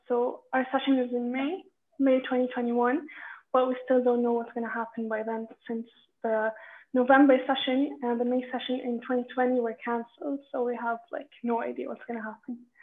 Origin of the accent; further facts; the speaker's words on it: Amman, Amman Governorate, Jordan; I'm from Amman, Jordan